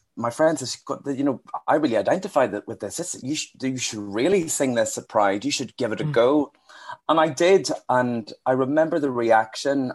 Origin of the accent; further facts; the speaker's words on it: Northern Irish, Northern Ireland, United Kingdom; a Northern Irish gay singer songwriter